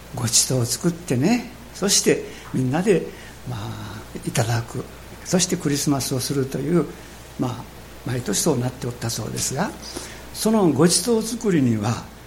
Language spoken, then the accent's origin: Japanese; Japan; 私たちの国